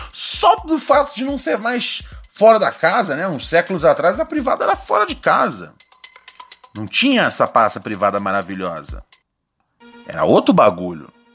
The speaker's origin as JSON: {"language": "Portuguese", "country": "Brazil", "said": "a gente é brasileiro"}